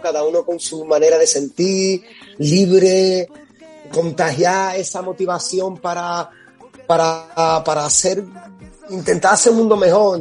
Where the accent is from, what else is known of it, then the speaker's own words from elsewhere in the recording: New York, United States; moved away; soy un giddy neoyorquino